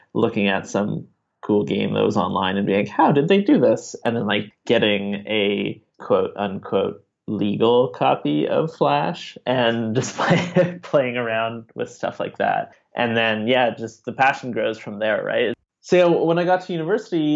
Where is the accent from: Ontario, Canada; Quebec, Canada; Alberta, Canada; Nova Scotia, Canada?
Quebec, Canada; Montreal; now in Ottawa, Canada; I'm originally from Montreal, but about 10 years or so ago, I moved to Ottawa